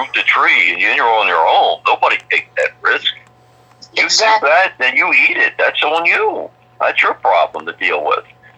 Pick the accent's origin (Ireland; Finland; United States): United States; Baltimore, Maryland; I lived in an area, we were multicultural where I grew up in Baltimore